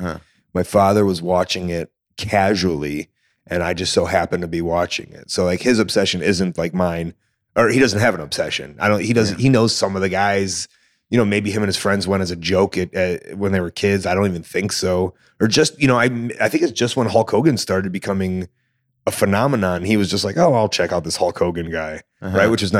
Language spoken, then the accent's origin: English; Deerfield, Illinois, United States; Deerfield, Illinois.